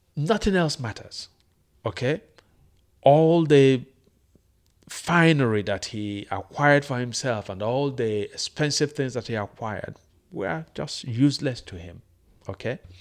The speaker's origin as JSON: {"language": "English", "country": "Nigeria", "said": "This is my country"}